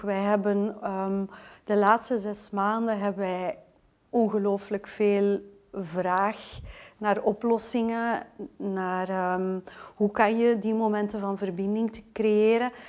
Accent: Belgium

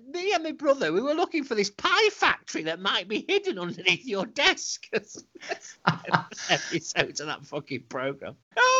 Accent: Altrincham, North West England, United Kingdom; he grew up not too far from where I grew up in Altrincham, because he was in Timperley, wasn't he, down the road.

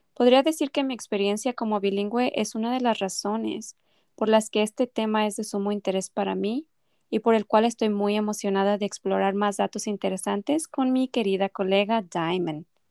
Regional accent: Mexico; first language Spanish; moved away as an adult; now in United States; yo soy de México y recibí la mayor parte de mi educación en español allí

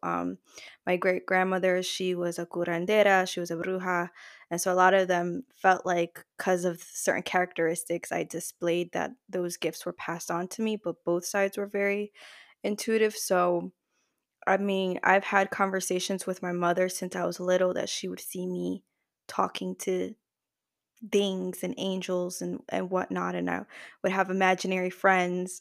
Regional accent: New Jersey, United States; I was born in the States. I'm from Jersey, but I am descended from Puerto Rican parents and grandparents.

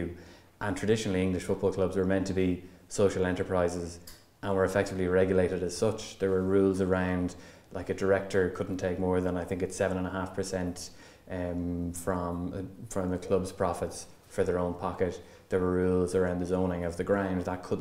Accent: Longford, Leinster, Ireland; I'm originally from Longford, but mostly from a GAA family

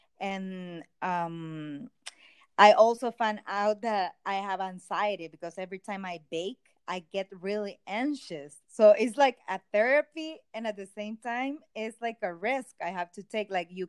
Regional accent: El Salvador; English is a second language; Well, I'm from El Salvador, and I'm a doctor, but right now I'm working as a baker.

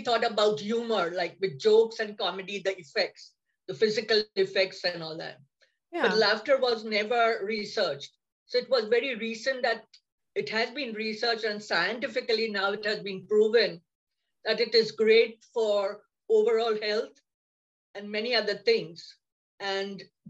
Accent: India; moved away as an adult; now in United States; I'm from India also. I have immigrated 30 years back here.

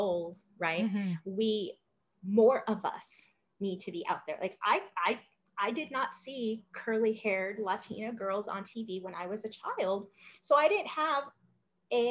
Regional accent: Los Angeles, California, United States; I came from Los Angeles, hugely diverse city

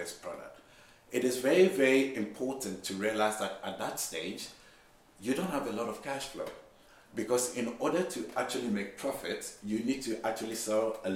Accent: Ghana; I'm Ghanaian

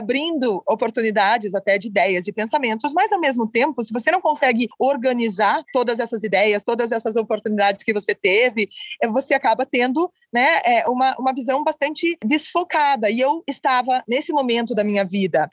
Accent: Curitiba, Paraná, Brazil; moved away; estar de volta em Curitiba

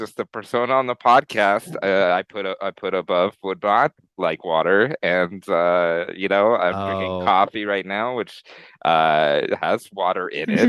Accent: Colorado Springs, Colorado, United States; growing up in Colorado Springs

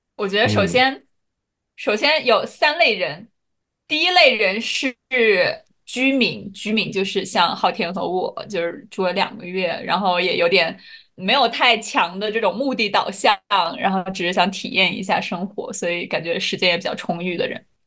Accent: China; 作为中国人

